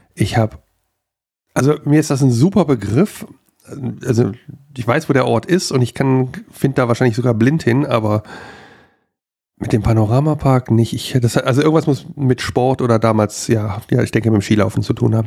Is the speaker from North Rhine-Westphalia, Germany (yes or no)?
yes; Wuppertal, North Rhine-Westphalia, Germany; in meinem Heimatort hier, wir hatten, äh, da wo ich groß geworden bin